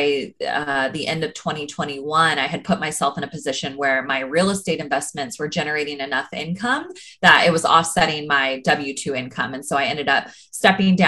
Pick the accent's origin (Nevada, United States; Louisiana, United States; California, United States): California, United States; Sacramento; moved away as an adult; now in Los Angeles, United States; I grew up in Northern California, up in Sacramento